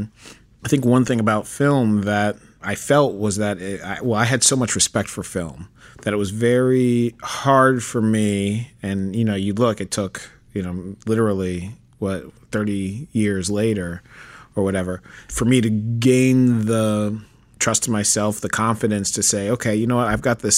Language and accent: English; New York City, New York, United States; I was born in Manhattan, Upper West Side.